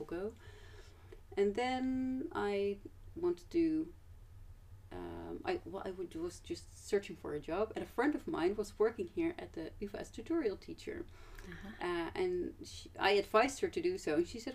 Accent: Amsterdam, North Holland, Netherlands; also born or lived in Groningen; I am from Amsterdam originally

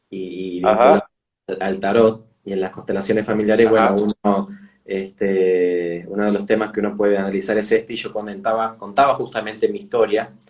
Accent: San Martín, Buenos Aires Province, Argentina; born there; Bueno, nací en la provincia de Buenos Aires, en Buenos Aires, pero la provincia, en, San Martín, digamos, que limita con la capital

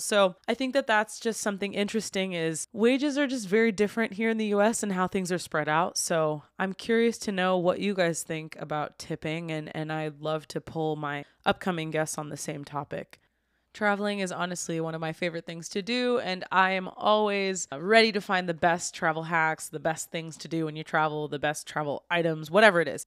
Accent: United States; I'm from the United States

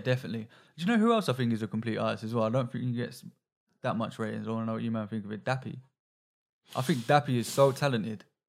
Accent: London, United Kingdom

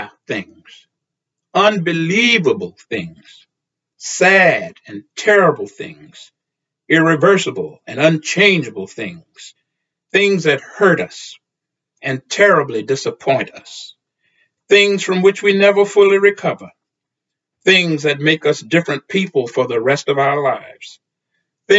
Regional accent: Texas, United States; the black church in which I grew up in Texas

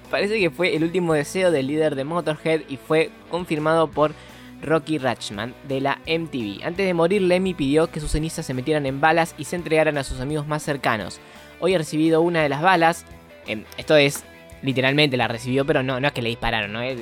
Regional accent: Buenos Aires, Argentina; Yo soy de Villorquiza y él de Villa Porredón

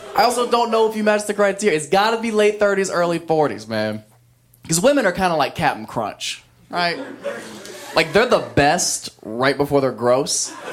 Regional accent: an hour west of Columbus, Ohio, United States; moved away; My hometown was so country, man.

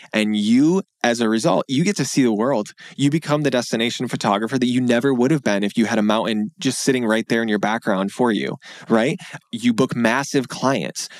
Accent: Grand Rapids, Michigan, United States; moved away as an adult; also born or lived in Pennsylvania / Washington, D.C.; I moved back to Michigan to my hometown in West Michigan in Grand Rapids

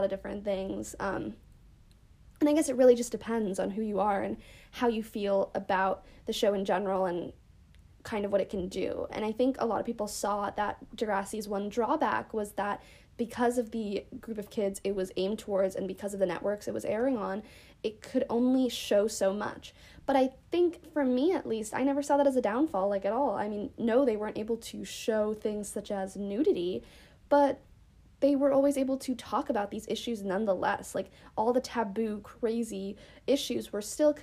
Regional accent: United States; being an American

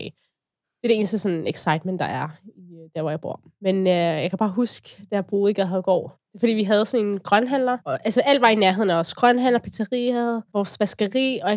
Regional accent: Capital Region, Denmark; jeg er opvokset på Vestegnen

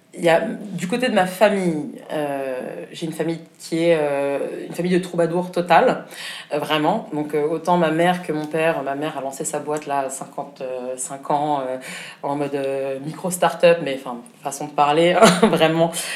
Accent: Berlin, Germany; moved away as an adult; now in Paris, France; j'ai grandi à Berlin pendant 20 ans

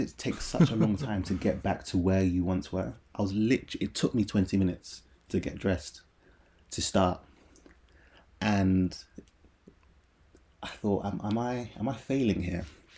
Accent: Aylesbury, South East England, United Kingdom; born there; So I was born in Aylesbury, Buckinghamshire

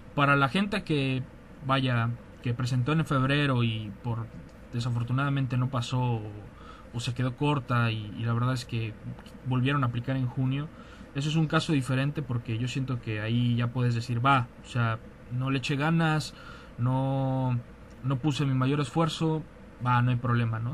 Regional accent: Mexico; nosotros somos de provincia

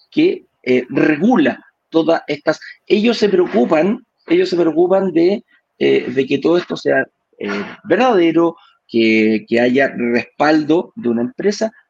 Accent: Venezuela; now in Chile; Que yo soy venezolano, que todavía no me da la, definitiva, etcétera, etcétera, etcétera.

